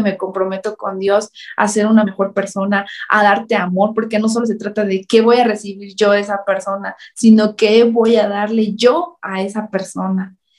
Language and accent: Spanish; central Chiapas, Mexico; Yo soy del centro de Chiapas